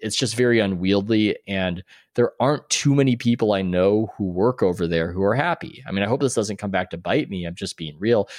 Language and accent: English; San Diego, California, United States; moved away as an adult; also born or lived in New York; now in Oakland, United States; I'm originally from San Diego